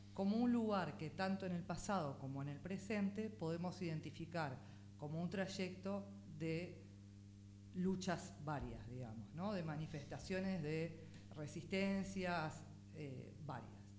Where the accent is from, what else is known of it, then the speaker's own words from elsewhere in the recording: Montevideo, Uruguay; nací en unos días creo en Ciudad Vieja y después la comercial y después Parque Valle. Esos fueron un poco los tránsitos de, de barrios